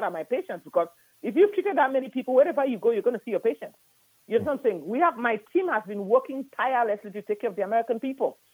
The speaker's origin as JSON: {"language": "English", "country": "Cameroon", "also_born_or_lived": "Nigeria / Houston, Texas", "moved": "yes", "lives_now": "United States", "said": "I'm from Cameroon originally, but I went to medical school in Nigeria"}